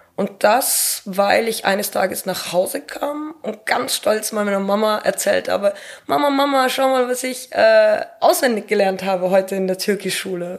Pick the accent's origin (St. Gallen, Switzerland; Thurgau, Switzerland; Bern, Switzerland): Thurgau, Switzerland; Arbon; und ich bin in der Altstadt aufgewachsen in Abon, die wunder wunderschön ist